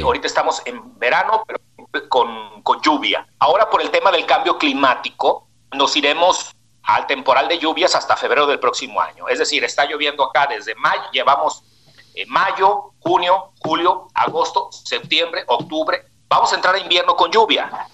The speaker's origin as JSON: {"language": "Spanish", "town": "Guadalajara", "region": "Jalisco", "country": "Mexico", "said": "saludo desde la tierra del tequila, la torta ahogada"}